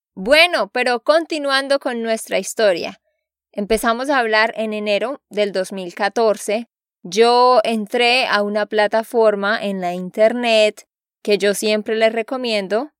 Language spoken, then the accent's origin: Spanish; Santander, Colombia; de Santander, Colombia.